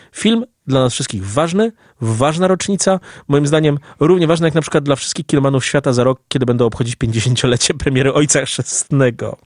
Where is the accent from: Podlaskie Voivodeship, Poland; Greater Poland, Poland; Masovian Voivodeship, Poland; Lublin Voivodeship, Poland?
Lublin Voivodeship, Poland; Lublin; Jako dumny lublinianin